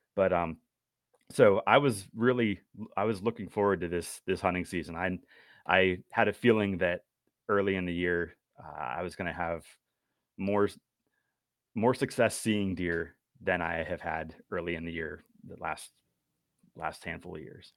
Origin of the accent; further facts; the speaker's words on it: Western Pennsylvania, United States; now in York County, United States; I'm originally from Western P A, and so that's where, uh, I've been doing most of my hunting growing up